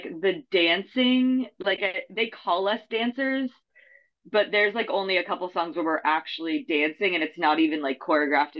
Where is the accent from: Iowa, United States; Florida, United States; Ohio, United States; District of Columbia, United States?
Iowa, United States; also born or lived in California; now in Chicago, United States; I grew up in Iowa